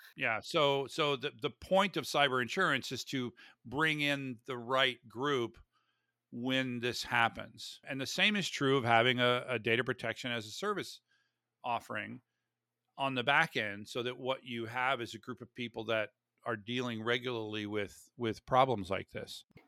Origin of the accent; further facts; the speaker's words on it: Florida, United States; I grew up in Florida